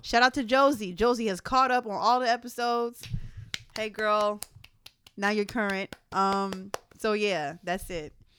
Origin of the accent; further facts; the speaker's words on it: Philadelphia, Pennsylvania, United States; I'm from Philly